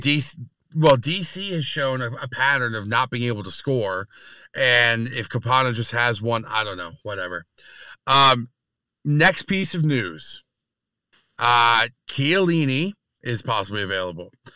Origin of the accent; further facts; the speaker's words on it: New York, United States; being a New Yorker